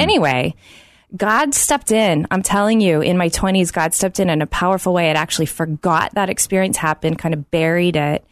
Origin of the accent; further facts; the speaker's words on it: Oklahoma City, Oklahoma, United States; growing up in Oklahoma City